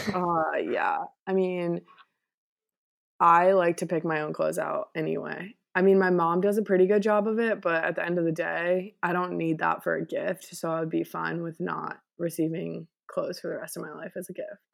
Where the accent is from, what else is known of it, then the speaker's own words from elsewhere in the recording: Connecticut, United States; I grew up in Connecticut